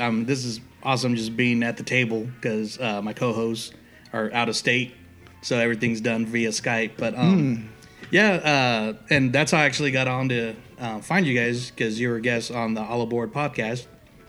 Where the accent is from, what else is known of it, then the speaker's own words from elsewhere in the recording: Stockton, California, United States; also born or lived in Portland, Oregon; I'm from Stockton.